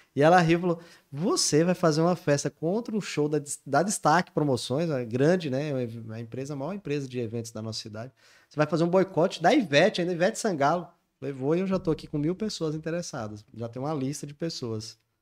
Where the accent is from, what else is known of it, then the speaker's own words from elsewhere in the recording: Goiânia, Goiás, Brazil; moved away as an adult; also born or lived in Natal; eu quando tinha 18, 19 anos, eu tinha chegado em Natal, eu sou de Goiânia